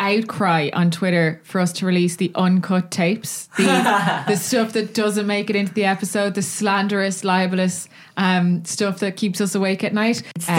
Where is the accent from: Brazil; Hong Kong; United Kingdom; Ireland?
Ireland; Dublin, Leinster; For the record, I'm from Dublin Southwest.